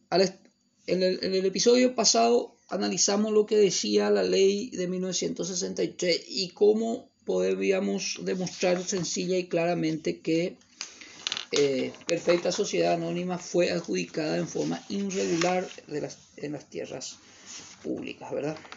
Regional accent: Paraguay; como ciudadanos paraguayos

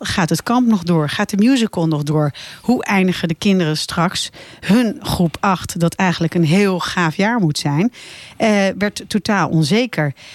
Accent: Laren, North Holland, Netherlands; now in Blaricum, Netherlands; ik kom eigenlijk oorspronkelijk uit Laren. Oh, dus ik ben een beetje een Larense die nu in Blaricum woont

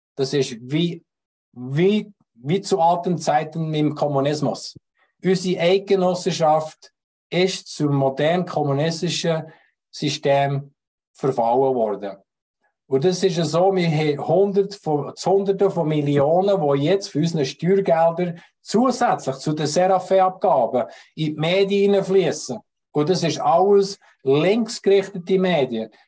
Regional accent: Switzerland; Auch wir als Schweizer, als Hel Helvetier, wir als Eidgenossen

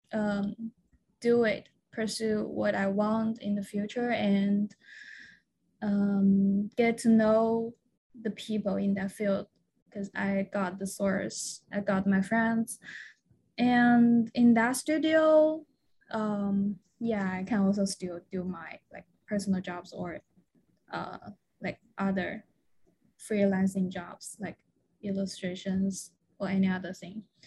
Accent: China; moved away as an adult; also born or lived in Guangzhou, China; I am originally from China mainland

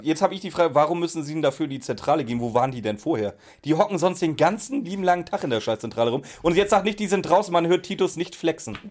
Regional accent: Schleswig-Holstein, Germany; Ich komme aus Schleswig-Holstein, wir hatten doch nie was

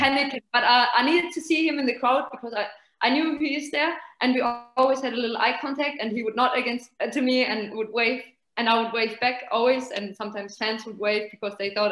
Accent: Nuremberg, Bavaria, Germany; moved away as an adult; also born or lived in England / Italy; We are from Nuremberg. So okay. There's FC Nuremberg, basically. That's our home team

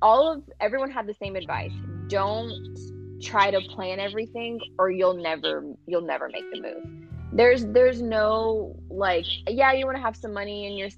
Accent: Houston, Texas, United States; moved away as an adult; also born or lived in California; born and raised in Houston.

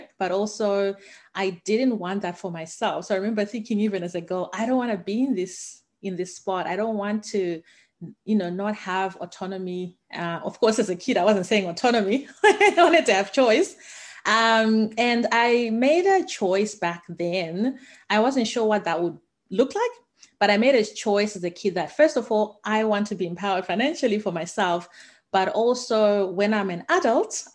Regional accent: Harare, Zimbabwe; now in Australia; I'm originally from Zimbabwe. I grew up in the capital city in Harare.

